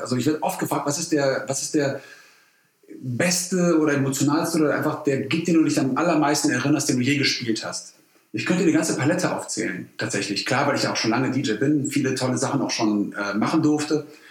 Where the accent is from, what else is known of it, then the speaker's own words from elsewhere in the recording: Cologne, North Rhine-Westphalia, Germany; ich bin gewütiger Kölner